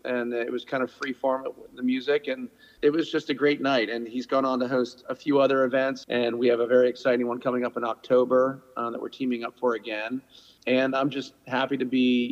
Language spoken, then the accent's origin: English; Annandale, Virginia, United States; moved away as an adult; now in Rhode Island, United States; growing up playing basketball in Northern Virginia